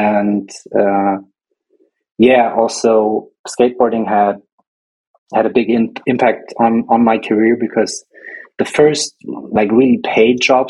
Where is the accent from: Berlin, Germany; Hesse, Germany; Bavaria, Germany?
Bavaria, Germany; Nuremberg; I was born in Nuremberg and grew up in a small town bordering it, about 40,000 people living there.